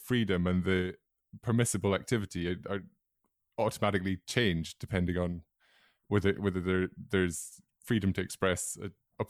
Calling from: London, United Kingdom; I'm speaking from London

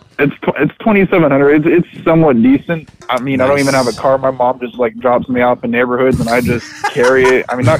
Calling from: Houston, Texas, United States; I'm calling up from Houston.

